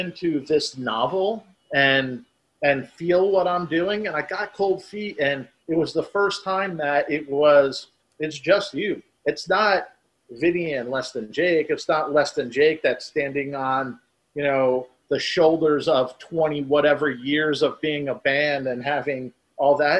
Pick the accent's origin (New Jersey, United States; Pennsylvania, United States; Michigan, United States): New Jersey, United States; now in Florida, United States; when I grew up in New Jersey. So yeah, leaving New Jersey, coming to Florida